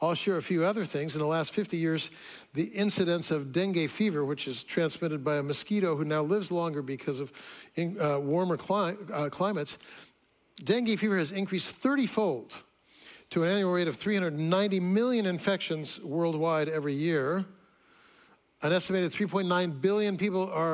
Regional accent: Fresno, California, United States; now in Seattle, United States; When I was a child, I grew up in Fresno, California.

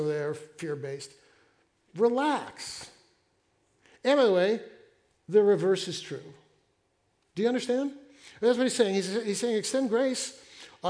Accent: the Northwest, Pacific Northwest, United States; I'm from the Northwest

